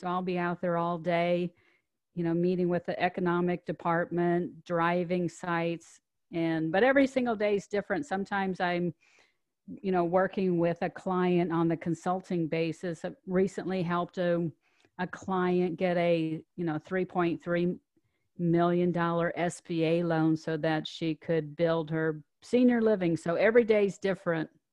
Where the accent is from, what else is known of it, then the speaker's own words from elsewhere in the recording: Omaha, Nebraska, United States; moved away; I grew up in Omaha, Nebraska